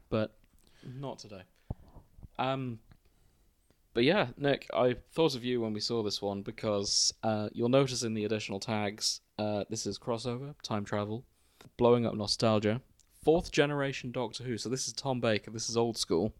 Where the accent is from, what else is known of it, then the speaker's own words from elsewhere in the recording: Hull, Yorkshire and the Humber, United Kingdom; our hometown